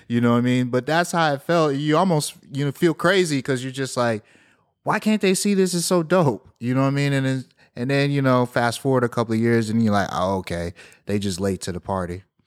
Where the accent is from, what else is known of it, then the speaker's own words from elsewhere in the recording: Houston, Texas, United States; growing up in Southwest Houston